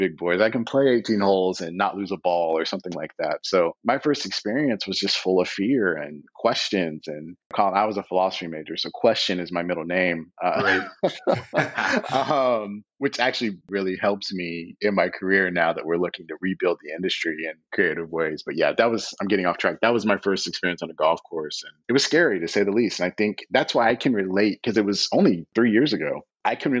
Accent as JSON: {"language": "English", "town": "Terre Haute", "region": "Indiana", "country": "United States", "tie": "born or raised there", "said": "where I grew up in Terre Haute, Indiana"}